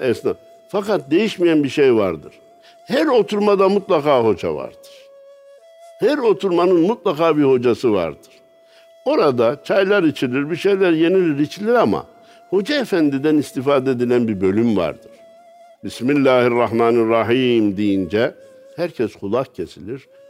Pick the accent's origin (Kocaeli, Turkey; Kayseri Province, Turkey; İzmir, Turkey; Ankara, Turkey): Kayseri Province, Turkey; Kayseri